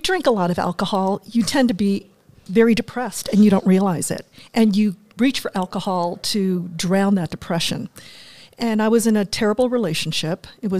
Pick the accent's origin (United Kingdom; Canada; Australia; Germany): Germany; moved away; also born or lived in Washington, D.C.; Well, I grew up in Germany. My father was in the military. My mother was German, so I had, you know, this bicultural, bilingual upbringing.